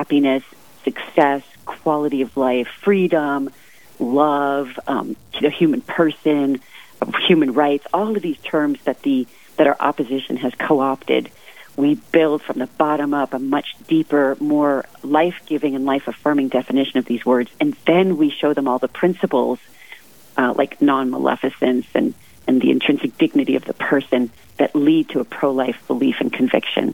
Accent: Seattle, Washington, United States; now in Rapid City, United States; I hail from Seattle, Washington, where we never see snow like this

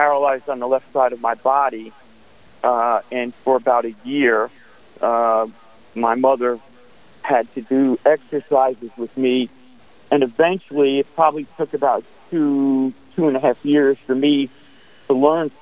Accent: New York City, New York, United States; Born and raised in Staten Island, New York

